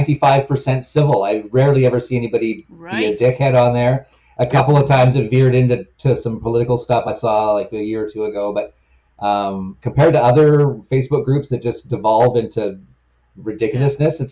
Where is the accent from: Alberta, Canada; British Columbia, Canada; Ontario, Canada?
British Columbia, Canada; Victoria; also born or lived in Vancouver; I'm from Victoria, BC, born and raised in this town, which is their hometown